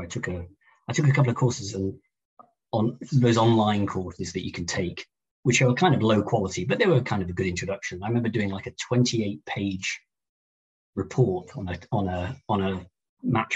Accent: Chester, North West England, United Kingdom; I grew up in Chester. In the northwest

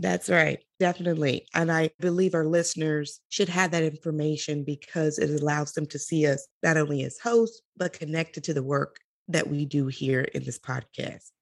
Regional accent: Chicago, Illinois, United States; I am from Chicago. I was born and raised there.

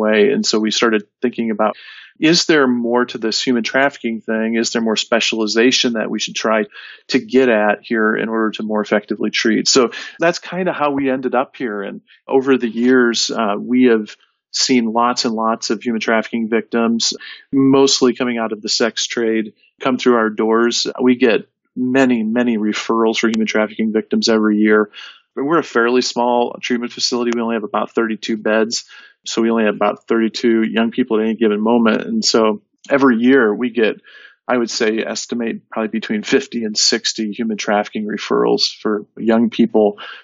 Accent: northern Michigan, United States; moved away as an adult; now in northern Indiana, United States; I grew up in Michigan, northern Michigan.

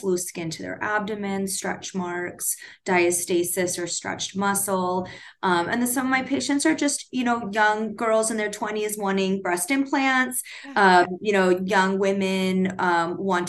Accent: Orange County, California, United States; moved away as an adult; also born or lived in North Carolina / New York; I grew up in Orange County

